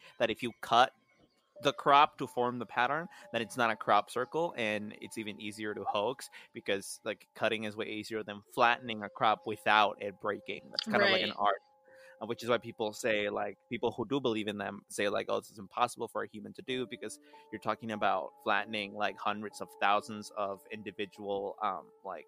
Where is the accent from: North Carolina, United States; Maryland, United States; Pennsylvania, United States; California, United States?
Pennsylvania, United States; Reading; growing up in Reading, like our summers and our springs, sometimes even our falls, we're used to them being like scalding hot